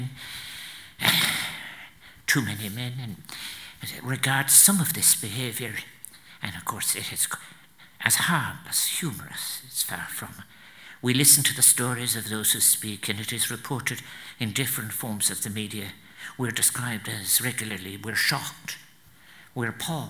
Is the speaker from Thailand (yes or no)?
no; Newmarket-on-Fergus, County Clare, Ireland; also born or lived in Limerick; I'm from Newmarket in Fergus County Clare. That I was reared from the age of 5 there. I was born in Limerick.